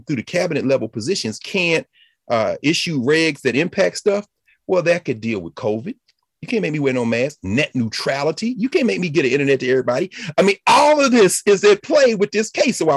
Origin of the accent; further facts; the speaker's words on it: Tennessee, United States; I was born in Tennessee. I'm glad I was raised, but it was based on my family and my community